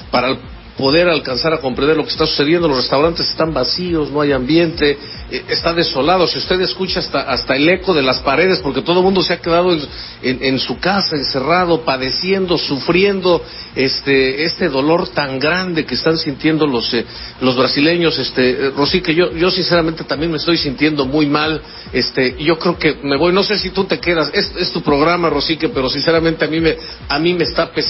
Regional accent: Mexico; es mi deber como ciudadano mexicano, honorable, pago impuestos

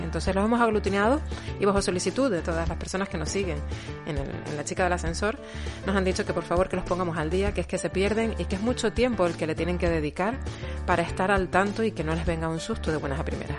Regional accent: Canary Islands, Spain; los canarios, las personas que somos canarias, no, no decimos la Z sino la S

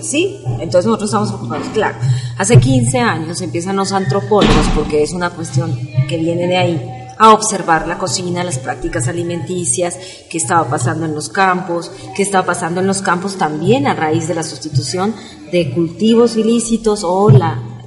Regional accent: Colombia; now in Mexico City, Mexico; La comunidad colombiana, este, somos más o menos 18 mil.

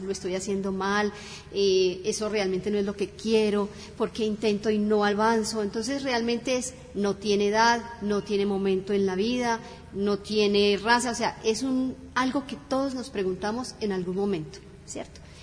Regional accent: Cali, Valle del Cauca, Colombia; moved away; also born or lived in Bogotá; Nacida en Bogotá, criada en la ciudad del Cali, y llevo más de 30 años aquí

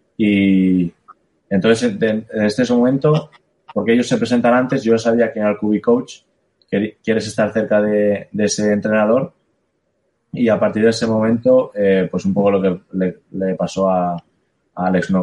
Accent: Spain; also born or lived in Ohio, United States; soy de España

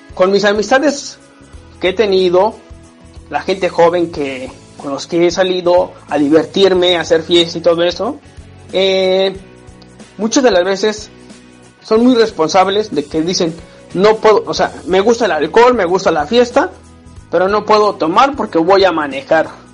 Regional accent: State of Mexico, Mexico; moved away as an adult; now in Hannover, Germany; soy originario del Estado de México

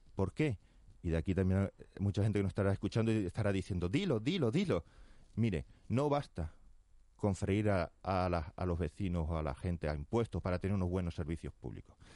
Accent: Fuerteventura, Canary Islands, Spain; Yo vengo de Fuerteventura

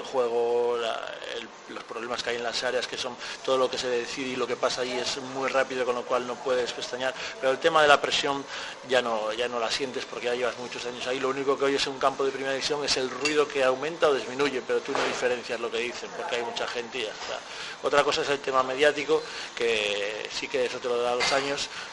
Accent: a village near Ponferrada, Castile and León, Spain; el club de mi pueblo

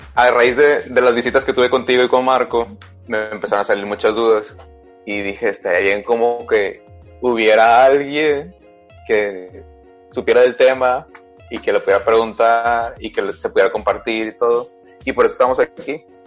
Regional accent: Sinaloa, Mexico; la UAS es la Universidad Autónoma de mi estado.

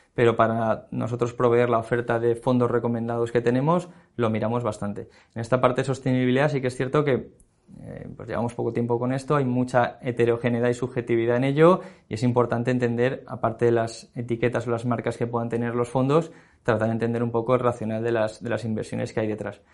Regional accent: Valencia, Valencian Community, Spain; moved away as an adult; now in Madrid, Spain

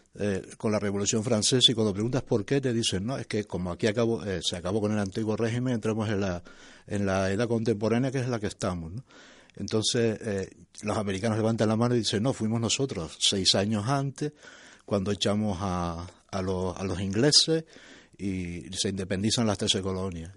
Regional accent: La Palma, Canary Islands, Spain; como palmero y como canario

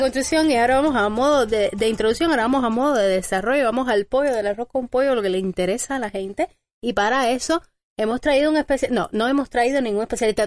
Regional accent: Cuba; como cubanos que somos todos

